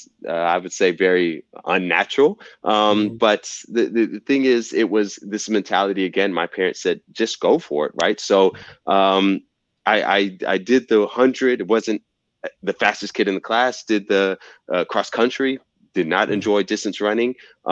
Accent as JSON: {"language": "English", "region": "the South", "country": "United States", "said": "You know, I'm from the South and football is king."}